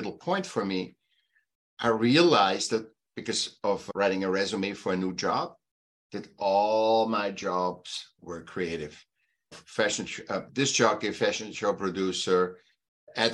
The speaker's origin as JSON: {"language": "English", "region": "Vienna", "country": "Austria", "tie": "born or raised there", "moved": "yes", "lives_now": "California, United States", "said": "I was born in Austria, Vienna"}